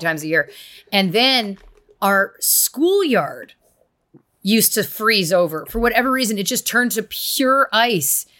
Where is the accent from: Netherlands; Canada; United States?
Canada; we're still being very Canadian